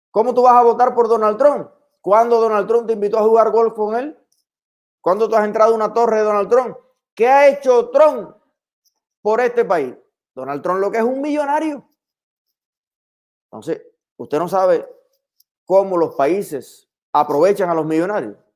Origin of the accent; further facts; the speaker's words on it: Cuba; now in Miami, United States; No somos los cubanos extremistas de Miami los que estamos retrasando que Biden empiece a tomar decisiones